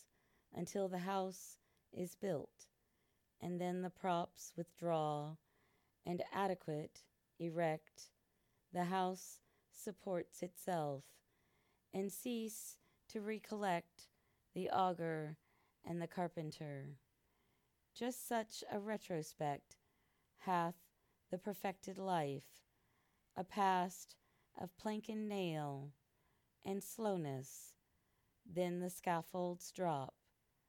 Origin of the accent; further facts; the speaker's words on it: United States; also born or lived in Singapore / France / Philippines; traveled as well throughout my home country of the U.S.